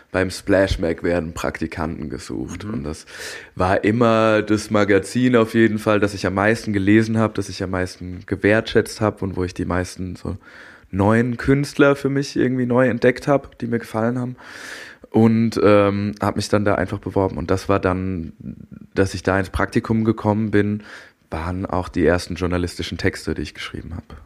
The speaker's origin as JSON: {"language": "German", "town": "Darmstadt", "region": "Hesse", "country": "Germany", "tie": "born or raised there", "also_born_or_lived": "Berlin / Frankfurt", "moved": "as an adult", "said": "ich bin in Darmstadt aufgewachsen"}